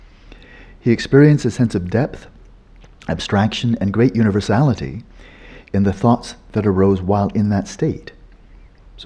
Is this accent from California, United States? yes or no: yes; Pasadena, California, United States; I was born in Pasadena